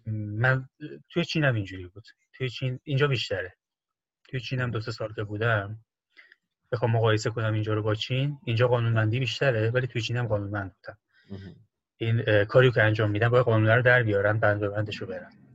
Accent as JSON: {"language": "Persian", "country": "Iran", "also_born_or_lived": "China", "moved": "yes", "lives_now": "Hong Kong", "said": "جواب میدی که ایرانی هستم"}